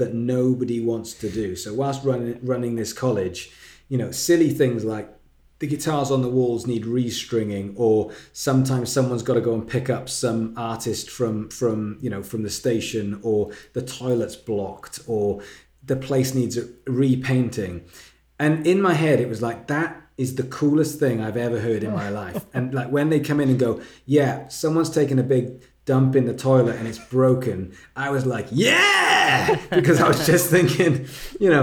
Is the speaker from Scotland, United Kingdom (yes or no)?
no; Wales, United Kingdom; moved away as an adult; now in England, United Kingdom; I'm from Wales, which is next to England, in a different country. And I moved to England to go to this music college.